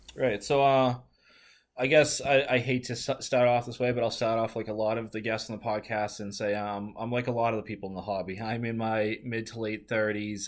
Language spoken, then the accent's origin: English; Northeast, United States; growing up in the Northeast